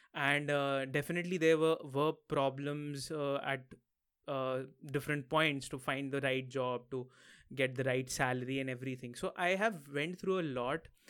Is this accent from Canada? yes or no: no; Lucknow, Uttar Pradesh, India; moved away as an adult; also born or lived in Mumbai, India; now in Maastricht, Netherlands; My hometown is in the north of India, somewhere near Delhi. So, I'm from Lucknow.